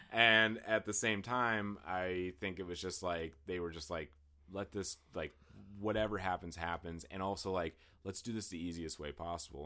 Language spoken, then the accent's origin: English; Western Pennsylvania, United States; I grew up in Western Pennsylvania